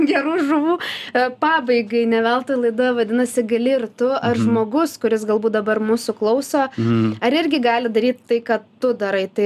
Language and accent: Lithuanian; Lithuania; mes kaip lietuviai